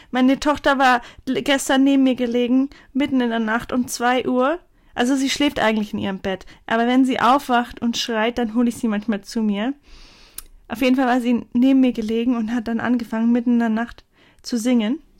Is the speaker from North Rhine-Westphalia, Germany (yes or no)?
no; Bavaria, Germany; accent: Franconian; Willkommen in der Kindheit. Wir kommen nämlich aus Franken.